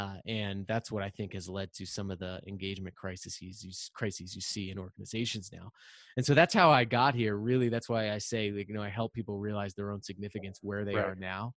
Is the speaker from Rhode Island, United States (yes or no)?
yes; Rhode Island, United States; I'm from Rhode Island, and I'm the youngest of three brothers.